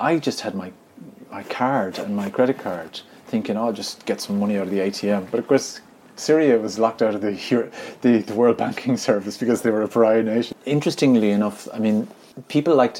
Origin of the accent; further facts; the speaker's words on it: Ireland; I'm from Ireland